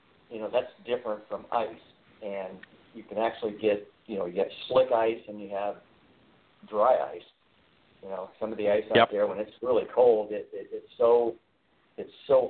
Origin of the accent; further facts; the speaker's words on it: Indiana, United States; I'm from Indiana